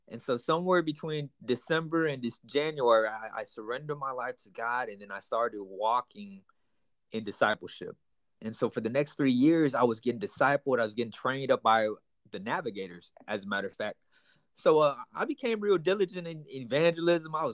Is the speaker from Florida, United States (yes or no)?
no; Houston, Texas, United States; also born or lived in Panama City; I'm I'm I'm Vietnamese American, so I was born here in the states. Actually, I was born in Panama City. We uh, moved over to Houston, Texas, at an early young age. So I've been born and raised. I mean, I've been raised up in Houston, Texas, for the majority of my life.